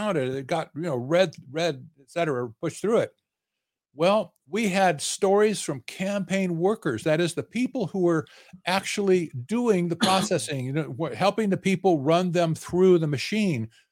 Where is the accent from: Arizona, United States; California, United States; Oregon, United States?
Arizona, United States; I'm in, I'm from Arizona